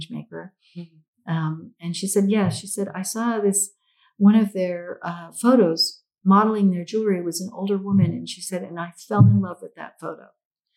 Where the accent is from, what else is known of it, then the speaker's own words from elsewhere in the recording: United States; the United States is where I was raised, even though I'm Filipino.